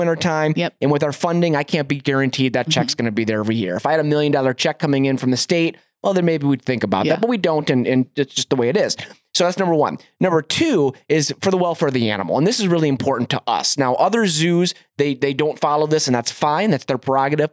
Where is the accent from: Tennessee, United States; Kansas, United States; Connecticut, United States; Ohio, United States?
Ohio, United States; Cleveland; now in Montana, United States; I'm from Cleveland, Ohio originally